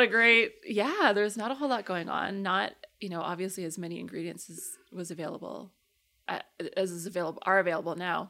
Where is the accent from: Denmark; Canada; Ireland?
Canada; Calgary, Alberta; also born or lived in London, Ontario / Toronto; I grew up in Calgary.